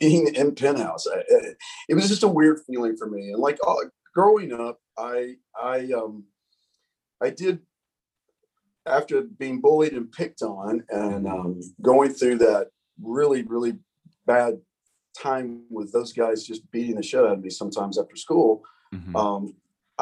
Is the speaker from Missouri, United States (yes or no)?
no; Alabama, United States; moved away as an adult; now in Denver, United States; as a kid, living in Alabama, I always had big dreams